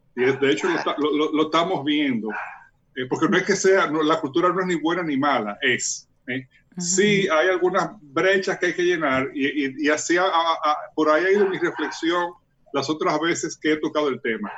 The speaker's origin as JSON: {"language": "Spanish", "country": "Dominican Republic", "said": "ese atributo que tenemos como cultura dominicana"}